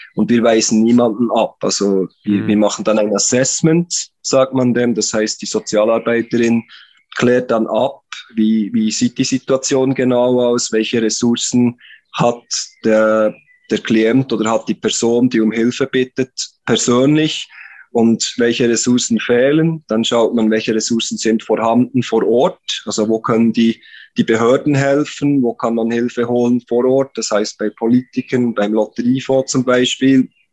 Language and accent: German; Interlaken, Bern, Switzerland; accent: Swiss; moved away; also born or lived in Philippines; bin Schweizer, das hört man vermutlich an meinem Akzent, komme aus der Region Bern, beziehungsweise Interlaken.